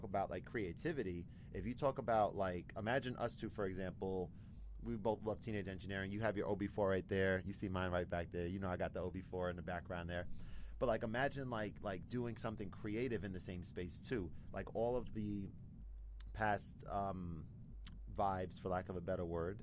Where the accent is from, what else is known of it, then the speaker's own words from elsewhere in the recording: New Jersey, United States; also born or lived in New York; I'm from New Jersey